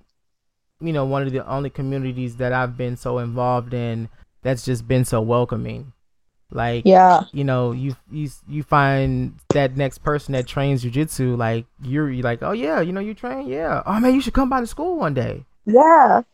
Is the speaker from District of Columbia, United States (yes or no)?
no; Detroit, Michigan, United States; I'm from Detroit, Michigan, so you know, obviously we're a very predominant black city